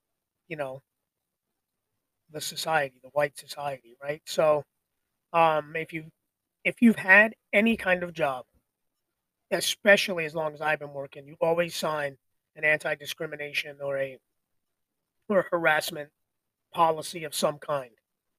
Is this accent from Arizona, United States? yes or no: yes; Arizona, United States; born there; I was born in Arizona. I kind of like the Cardinals, I suppose.